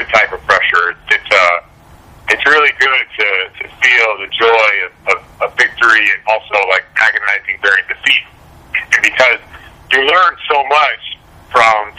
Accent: Seattle, Washington, United States; I grew up in Seattle, a small town in Seattle

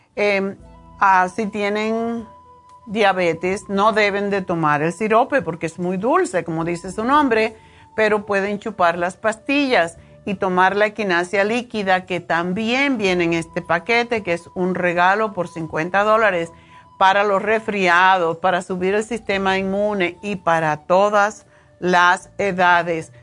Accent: New York, United States; moved away; Nueva York, de mi tierra. Tengo ganas de volver

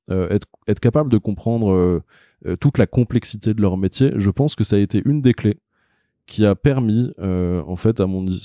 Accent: Paris, Île-de-France, France; born there; je suis un vrai faux parisien parce que je suis né à Paris, je vis à Paris, mais j'ai vraiment vécu très longtemps à l'étranger.

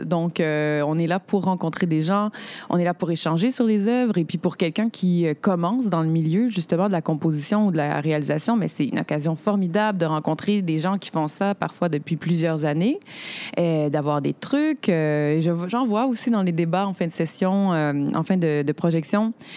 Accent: Quebec, Canada; En tant que Québécoise

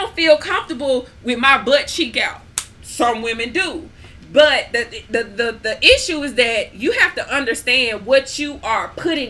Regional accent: Grenada; I grew up in Grenada.

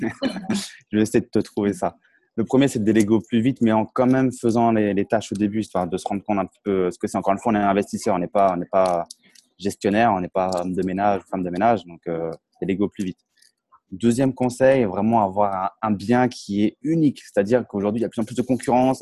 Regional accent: Champagne, Grand Est, France; moved away as an adult; now in Tallinn, Estonia; moi, j'ai grandi en Champagne

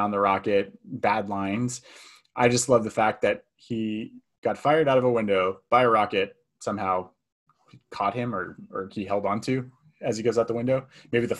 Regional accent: Bay Area, California, United States; growing up in the Bay Area

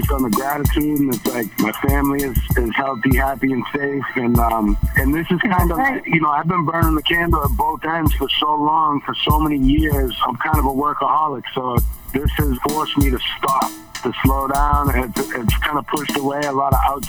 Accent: Boston, Massachusetts, United States; I'm from Boston originally. I'm from Dorchester originally. I moved around a lot around the city, but I grew up like in my formative years in South Boston and Rosendale

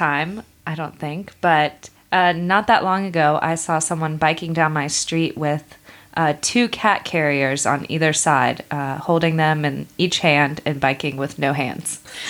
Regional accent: United States; moved away as an adult; now in Amsterdam, Netherlands; my hometown in the U.S.

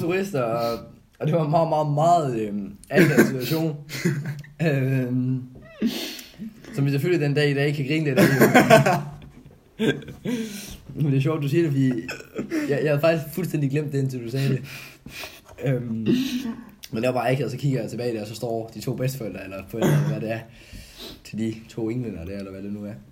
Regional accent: Odense, Southern Denmark, Denmark; moved away; also born or lived in Kolding; hvor jeg er fra jo, det er jo det fynske land, der, der ligger i blodet

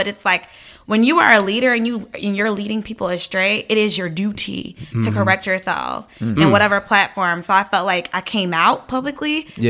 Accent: Atlanta, Georgia, United States; I am full Liberian. I grew up in Atlanta

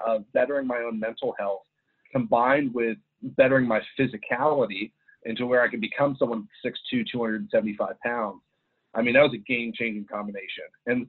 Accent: Ireland; I grew up overseas in Ireland. And so I was in a very, being American, I was very isolated over there.

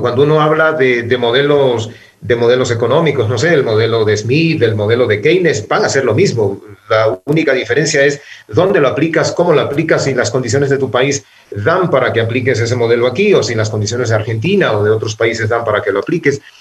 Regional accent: Quevedo, Los Ríos, Ecuador; moved away as an adult; also born or lived in Guayaquil; now in Quito, Ecuador; yo nací en Guayaquil, luego por, por, motivos familiares tuvimos que trasladarnos a Quevedo, donde yo hice mi escuela primaria y el colegio

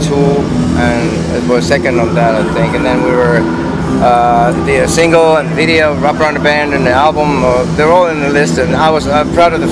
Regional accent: Finland; I grew up in Finland, and I saw a lot of alkies on the streets there

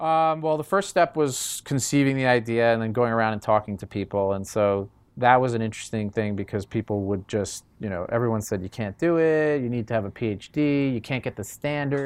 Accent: New York, United States; moved away as an adult; now in California, United States; I came from New York originally

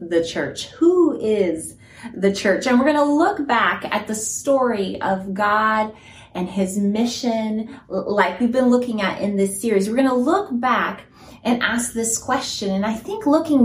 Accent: Texas, United States; accent: Southern; moved away as an adult; I'm originally from Texas, spent a lot of time in Texas

